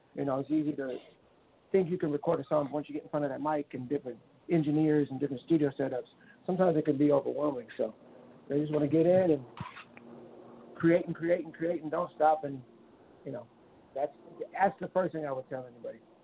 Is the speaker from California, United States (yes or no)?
yes; California, United States; moved away; also born or lived in Miami; I'm originally from California